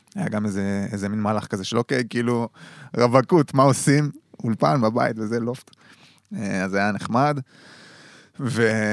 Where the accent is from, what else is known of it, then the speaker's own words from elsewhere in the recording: Dor, Haifa District, Israel; moved away; יום שישי חוזר לצפון, זה המקום שלי שם, כאילו גדלתי כן. במושב דור